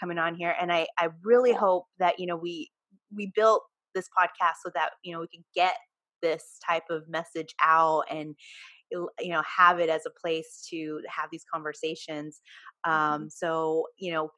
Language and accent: English; Watsonville, California, United States; I'm from Watsonville, California.